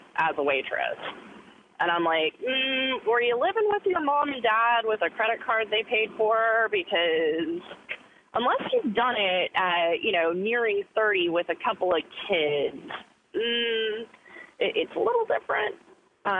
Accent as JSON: {"language": "English", "country": "United States", "said": "I'm actually an American"}